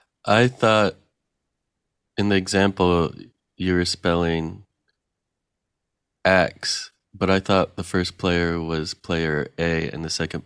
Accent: Williamsport, Pennsylvania, United States; moved away; My hometown is northeast central.

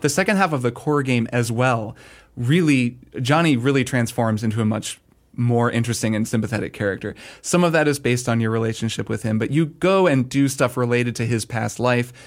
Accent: United States; as an American

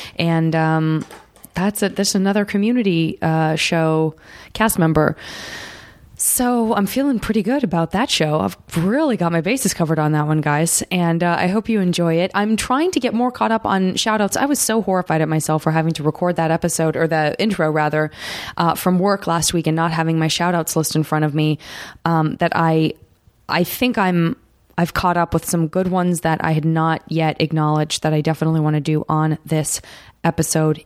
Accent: Tucson, Arizona, United States; now in Los Angeles, United States; I'm from Tucson

